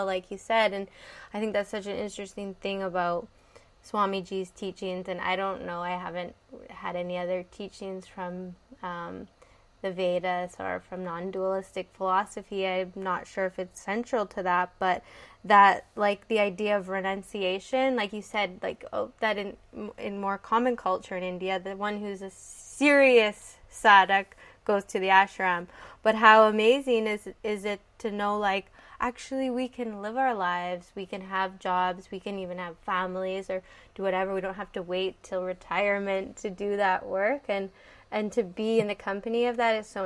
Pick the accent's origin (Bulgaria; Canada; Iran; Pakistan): Canada; I'm from Canada